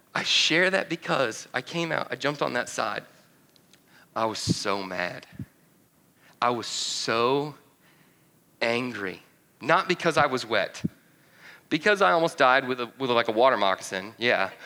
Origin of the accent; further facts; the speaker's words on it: North Georgia, United States; moved away; My family, originally, I'm from North Georgia